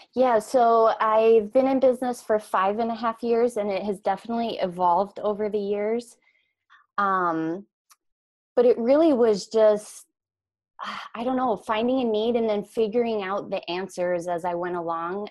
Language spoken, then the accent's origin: English; Idaho, United States; moved away as an adult; also born or lived in Minneapolis–St. Paul, Minnesota; now in Minneapolis, United States; I grew up in Idaho